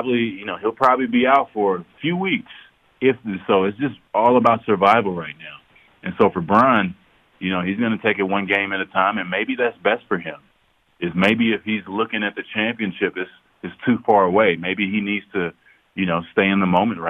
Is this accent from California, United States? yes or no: no; Dallas, Texas, United States; moved away; my hometown team